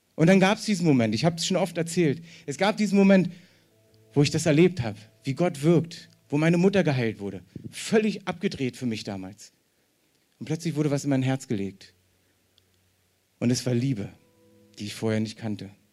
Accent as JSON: {"language": "German", "region": "East Germany", "country": "Germany", "said": "ich bin ja selber Ossi"}